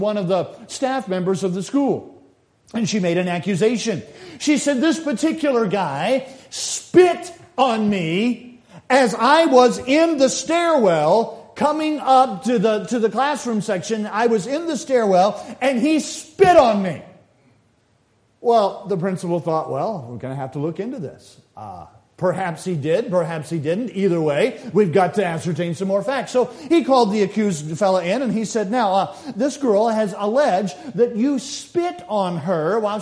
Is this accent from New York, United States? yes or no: no; South Carolina, United States; When I was a boy growing up in South Carolina